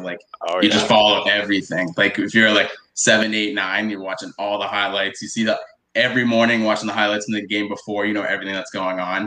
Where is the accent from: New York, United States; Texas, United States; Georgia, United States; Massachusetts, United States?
Massachusetts, United States; growing up in the Massachusetts community